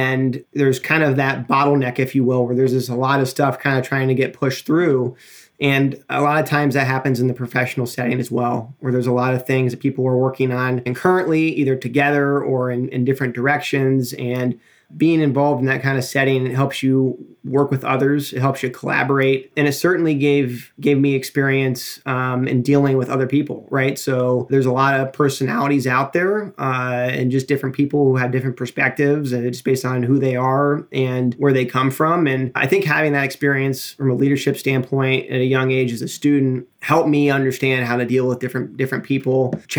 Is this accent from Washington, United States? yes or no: no; New Philadelphia, Ohio, United States; also born or lived in Athens, Ohio / Cleveland, Ohio; I grew up in New Philadelphia, Ohio, which is about an hour and a half south of Cleveland.